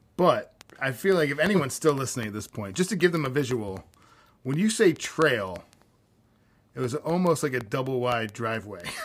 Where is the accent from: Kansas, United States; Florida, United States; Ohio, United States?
Florida, United States; growing up in Florida